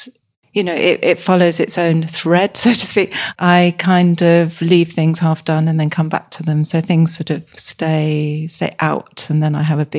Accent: South East England, United Kingdom; moved away as an adult; now in Somerset, United Kingdom; in 2019, having lived in Hampshire all my life. So it was a very big move and it just coincided with lockdown.

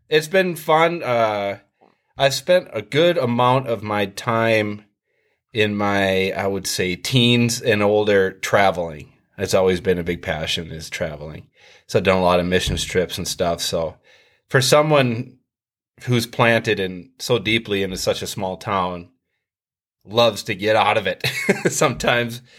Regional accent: Richmond, United States; Well, uh, I grew up here in Richmond, um, born and born and raised.

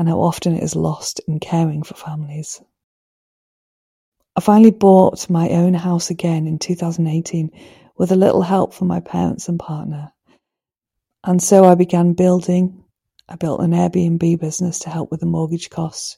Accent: Manchester, North West England, United Kingdom; moved away as an adult; also born or lived in Swansea; now in Harris, United Kingdom; I grew up in Manchester unhappy, craving the sea, the quiet and the countryside

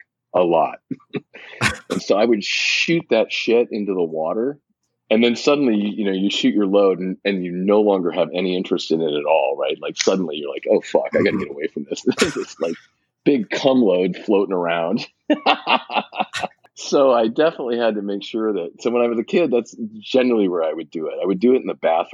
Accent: Pacific Northwest, United States; I grew up in the Pacific Northwest

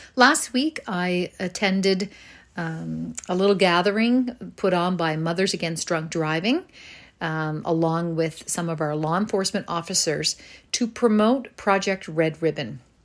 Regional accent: Northport, Nova Scotia, Canada; growing up in North Port

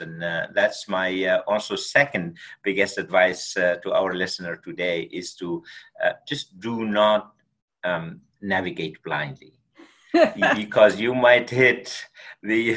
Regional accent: Tunisia; moved away; We grew up in Tunisia, North Africa, and at a very small village, we did not even have electricity

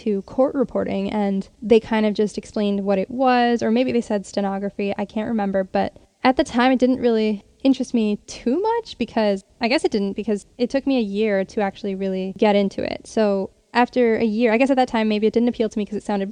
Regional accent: Connecticut, United States; my home state, which is Connecticut

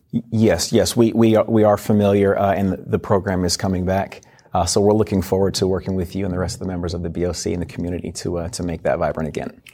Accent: Washington, United States; moved away as an adult; also born or lived in Virginia; originally from Washington State.

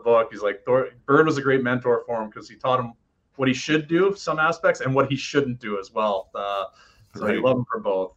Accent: Oshawa, Ontario, Canada; moved away; I'm coming from Oshawa, Ontario

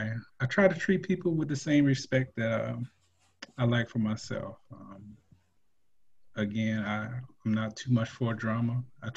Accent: Montgomery, Alabama, United States; now in Florida, United States; I was born in the Montgomery, Alabama area. I have one child. I am married for 10 years plus now. Let's see. I am over 40, but younger than 50.

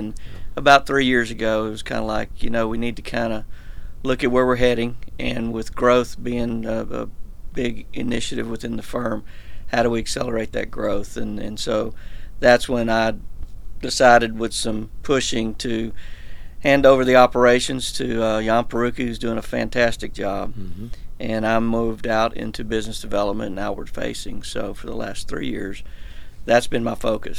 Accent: East Texas, United States; now in Houston, United States; Born and raised in East Texas, so 2 hours east of Houston.

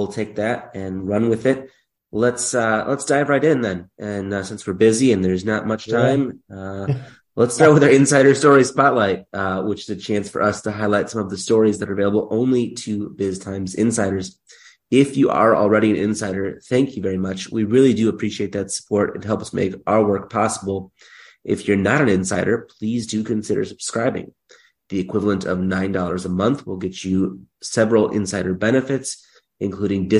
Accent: Germantown, Wisconsin, United States; I'm from Germantown originally

